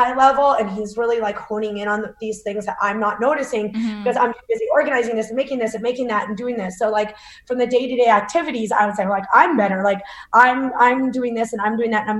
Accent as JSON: {"language": "English", "region": "Northern Alberta", "country": "Canada", "tie": "born or raised there", "said": "I was born and raised in Northern Alberta."}